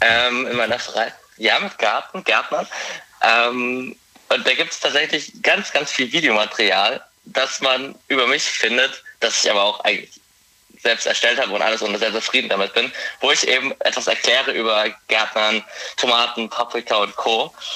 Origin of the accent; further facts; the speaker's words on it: Forchheim, Bavaria, Germany; komme aus Forchheim, das ist in Oberfranken.